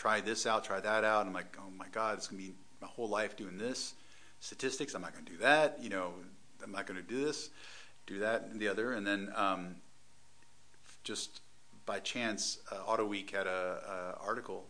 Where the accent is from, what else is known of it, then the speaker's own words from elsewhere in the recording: Atlanta, Georgia, United States; moved away as an adult; also born or lived in Detroit, Michigan / Pasadena, California; I'm from Atlanta, Georgia.